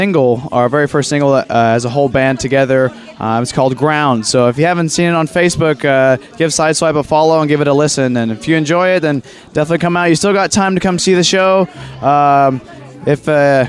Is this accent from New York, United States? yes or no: no; Conway, Arkansas, United States; I've been in Conway, Arkansas my whole life